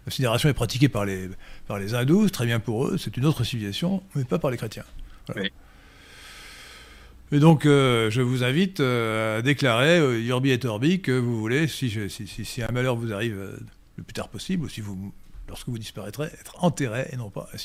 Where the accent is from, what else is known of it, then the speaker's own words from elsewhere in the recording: Port-Lyautey, Rabat-Salé-Kénitra, Morocco; born there; mon père était en garnison à Port-Lioté au Maroc pendant le protectorat que je suis né au Maroc.